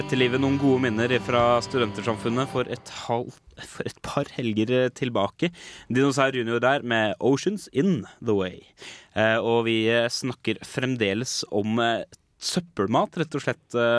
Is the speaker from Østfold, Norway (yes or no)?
yes; Indre Østfold, Norway; Jeg er fra, Fra in indre Østfold.